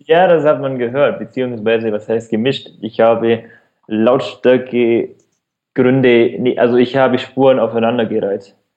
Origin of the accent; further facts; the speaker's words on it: Allgäu, Bavaria, Germany; accent: rolled R; now in Munich, Germany; wenn man aus in ländlichen Regionen aufwächst, wie bei mir der Fall. Also ich komme also ich wohne jetzt in München, aber komme ursprünglich aus dem Allgäu. Man hört das vielleicht an dem rollenden R